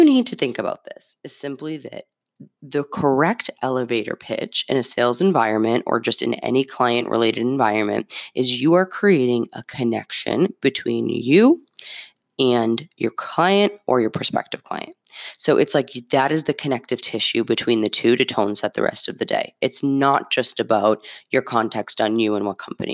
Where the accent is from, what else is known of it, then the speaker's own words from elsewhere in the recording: Medford, Massachusetts, United States; I have a zip code of the city I grew up in. Shout out Medford.